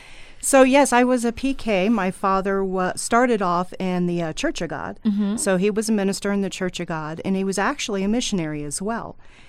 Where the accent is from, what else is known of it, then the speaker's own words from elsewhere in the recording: United States; born there; So thankfully, I was born in the United States.